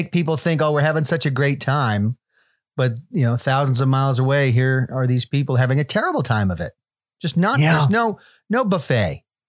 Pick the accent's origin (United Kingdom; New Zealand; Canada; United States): United Kingdom; Liverpool, North West England; is a song. So this is about growing up in Liverpool.